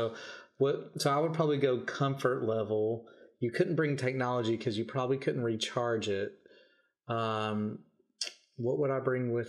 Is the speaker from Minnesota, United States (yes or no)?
no; Kentucky, United States; moved away as an adult; now in Australia; I'm from Kentucky, a landlocked state back in the United States